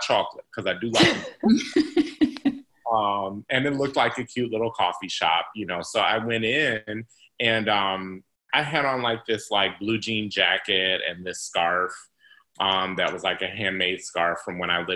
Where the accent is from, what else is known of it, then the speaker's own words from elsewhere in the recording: South Bend, Indiana, United States; I was born and raised in South Bend